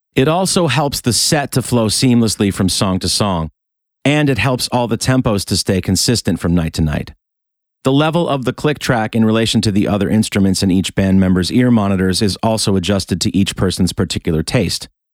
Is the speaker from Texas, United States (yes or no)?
no; Rochester, New York, United States; moved away; my hometown of Rochester, New York